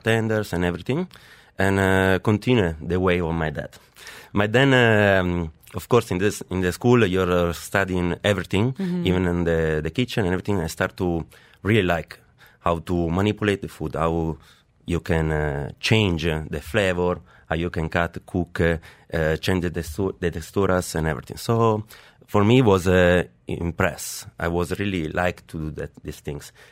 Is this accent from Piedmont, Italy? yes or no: yes; Piedmont, Italy; English is a second language; moved away as an adult; also born or lived in Abu Dhabi, UAE; now in Dubai, United Arab Emirates; we are from Piedmont